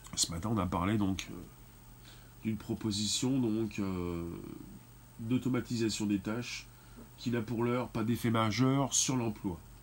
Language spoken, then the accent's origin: French; France; en tant que Français principalement